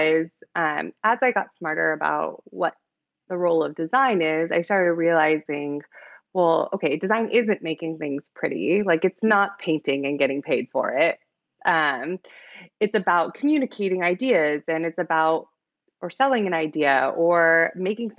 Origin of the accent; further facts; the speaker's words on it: San Diego, California, United States; I grew up in San Diego, in California